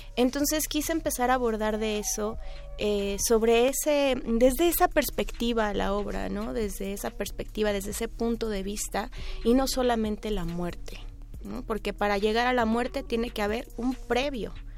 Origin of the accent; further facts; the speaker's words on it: Mexico; Yo tenía una inquietud como mexicana